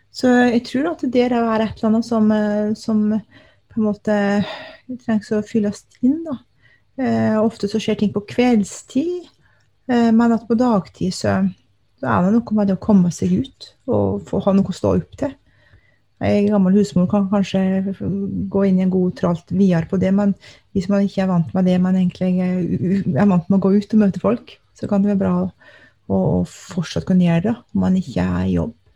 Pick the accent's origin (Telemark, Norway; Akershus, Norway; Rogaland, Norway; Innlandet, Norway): Telemark, Norway; now in Alta, Norway; jeg er eh, opprinnelig fra Telemark, men har bodd her i Alta i over 20 år.